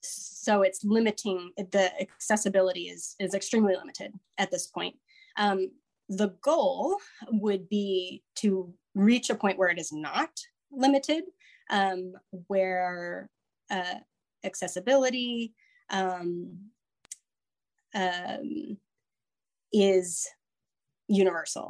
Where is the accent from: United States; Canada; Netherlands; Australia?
United States; Alaska; moved away; I grew up in Alaska and I just got back from a month in Alaska